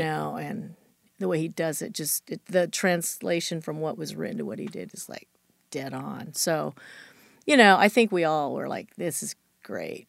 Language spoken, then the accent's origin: English; Chula Vista, California, United States; I grew up in Chula Vista, which is south of San Diego